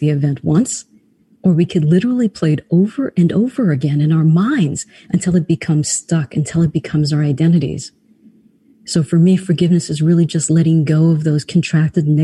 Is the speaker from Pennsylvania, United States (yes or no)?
no; New York City, New York, United States; also born or lived in Trinidad; I grew up in New York City, so I love New York.